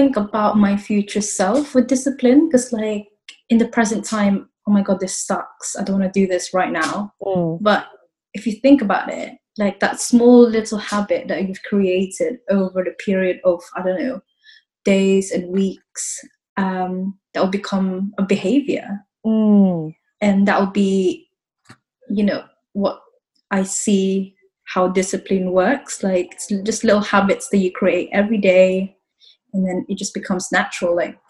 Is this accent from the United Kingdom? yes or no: yes; Exeter, South West England, United Kingdom; also born or lived in Philippines; now in London, United Kingdom; I grew up in Exeter. I was born in Philippines. I moved around quite a lot, like, since I was a kid. And, well, to be honest, I'm in London now.